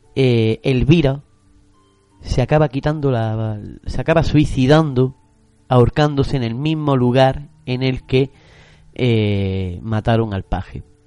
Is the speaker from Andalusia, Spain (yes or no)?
yes; Granada, Andalusia, Spain; como los granadinos lo, conocemos